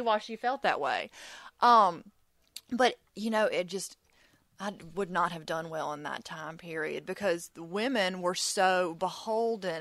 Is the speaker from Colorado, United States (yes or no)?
no; Mississippi, United States; I'm from Mississippi. I've lived here my entire life